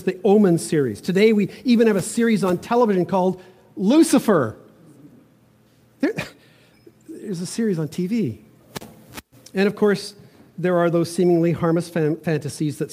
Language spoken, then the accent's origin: English; Toronto, Ontario, Canada; moved away; also born or lived in Vancouver; When I grew up in Toronto, just a block and a half away from the city of Yonge Street in North Toronto